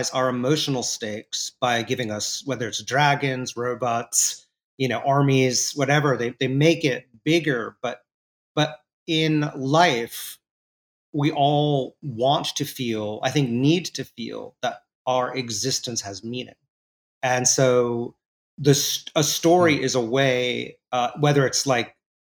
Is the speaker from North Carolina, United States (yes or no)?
no; New York City, New York, United States; growing up in New York City in that era